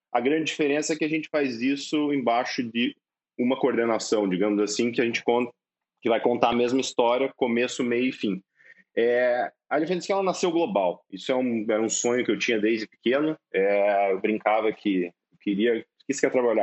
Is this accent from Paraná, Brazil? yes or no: yes; Cascavel, Paraná, Brazil; eu sou de Cascavel, cara, eu sou do interior do Paraná.